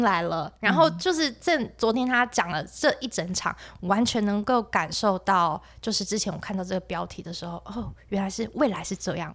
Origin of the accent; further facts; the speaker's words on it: central Taiwan, Taiwan; 因为我是中部人嘛，嗯哼。小时候我们家也都讲台语了